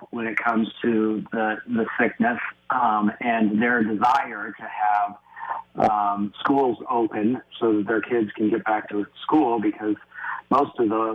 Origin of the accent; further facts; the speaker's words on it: Colorado, United States; I'm from Colorado